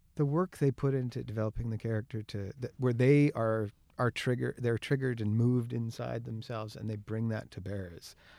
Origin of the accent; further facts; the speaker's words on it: Kamloops, British Columbia, Canada; I was born and raised in Kamloops